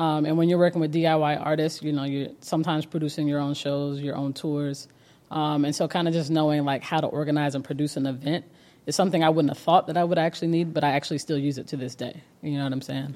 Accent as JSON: {"language": "English", "region": "Georgia", "country": "United States", "tie": "born or raised there", "also_born_or_lived": "Cleveland, Ohio", "said": "I am, uh, born in Cleveland, Ohio, moved to Georgia very, very young in the outskirts"}